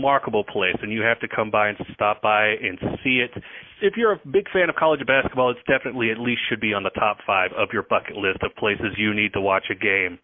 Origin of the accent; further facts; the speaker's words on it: Kentucky, United States; moved away; I'm actually from Kentucky